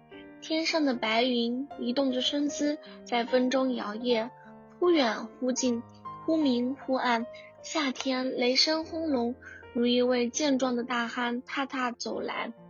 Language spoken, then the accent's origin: Chinese; Sichuan, China; 这就是我家乡的四季，有空可以到我的家乡来看看，我会好好招待你们的。